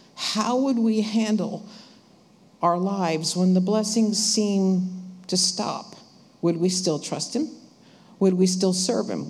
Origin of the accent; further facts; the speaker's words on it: New Jersey, United States; we're from New Jersey